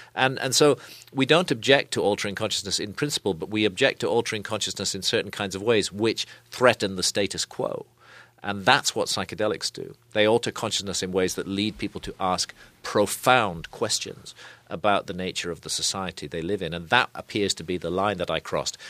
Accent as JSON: {"language": "English", "country": "United Kingdom", "said": "I come here as a, as a foreigner. I'm British."}